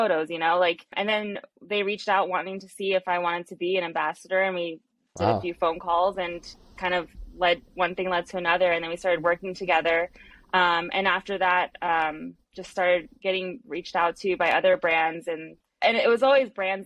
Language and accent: English; San Diego, California, United States; also born or lived in Long Island, New York; I grew up in San Diego, but I lived in Long Island, New York for a little bit